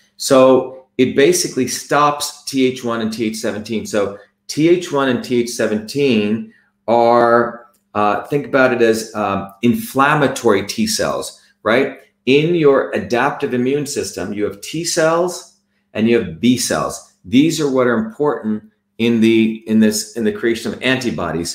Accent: New Jersey, United States; I came to the United States and I found out growing up in New Jersey

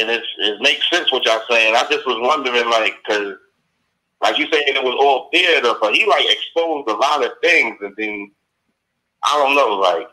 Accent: New York City, New York, United States; Yes, I'm from New York City.

